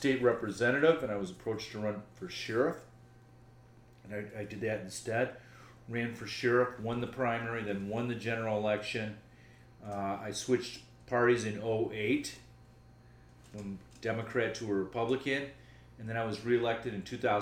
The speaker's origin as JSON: {"language": "English", "area": "Chicago area", "region": "Illinois", "country": "United States", "tie": "born or raised there", "also_born_or_lived": "Pittsburgh, Pennsylvania", "said": "I was born in Pittsburgh, Pennsylvania, and moved to Chicago when I was approximately two"}